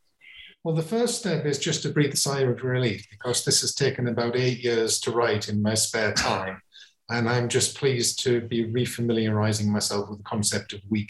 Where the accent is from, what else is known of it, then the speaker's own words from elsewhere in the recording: England, United Kingdom; And coming at it from somebody who's not a Hindu and growing up in England, then how do I relate to that tradition?